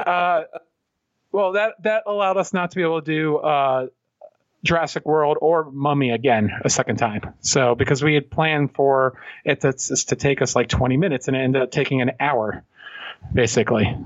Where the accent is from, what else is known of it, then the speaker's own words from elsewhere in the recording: Pennsylvania, United States; We're from Pennsylvania.